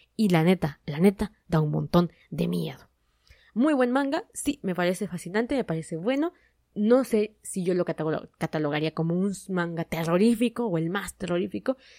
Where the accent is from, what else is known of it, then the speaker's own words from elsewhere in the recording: Mexico; mi país